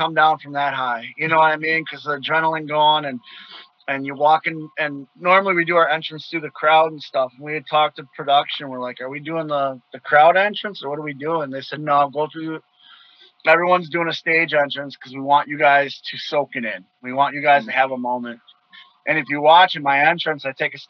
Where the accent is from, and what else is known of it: Milwaukee, Wisconsin, United States; born or raised there